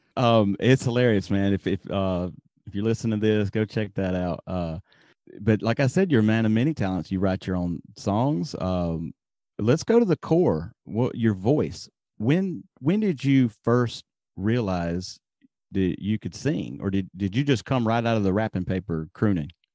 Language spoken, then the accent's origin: English; Alabama, United States; now in Japan; I'm from Alabama